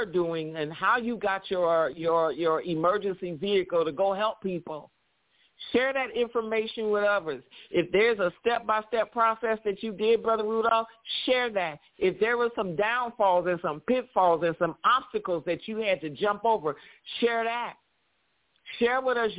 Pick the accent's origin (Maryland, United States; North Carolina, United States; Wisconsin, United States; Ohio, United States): Ohio, United States; Cleveland; now in Los Angeles, United States; when I was growing up in Cleveland, we had fallout shelters at the schools